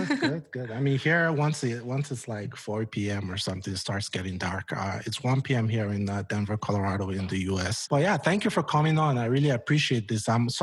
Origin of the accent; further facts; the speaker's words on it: Nigeria; And I'm Nigerian as well.